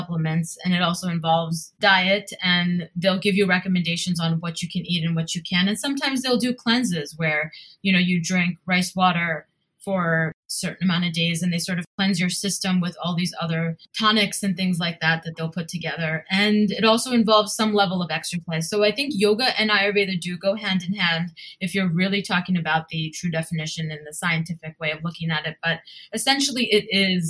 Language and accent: English; New Jersey, United States; moved away as an adult; also born or lived in New York; now in Mumbai, India; although I was born in New York and raised in New Jersey